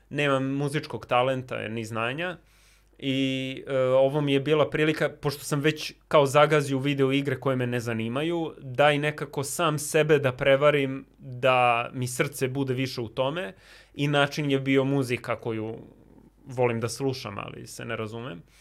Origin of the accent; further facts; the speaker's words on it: Belgrade, Serbia; moved away; also born or lived in New York; u Njujorku gde sam ja studirao i u blokovima gde sam odrastao